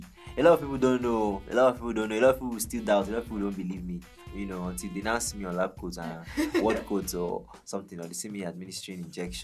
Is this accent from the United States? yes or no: no; Lokoja, Kogi, Nigeria; I was born in Kogi State, Lokoja, you know, Nigeria.